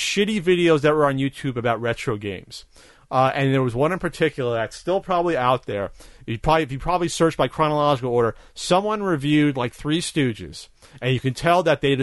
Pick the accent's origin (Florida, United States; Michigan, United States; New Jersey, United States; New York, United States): New Jersey, United States; I'm from New Jersey too.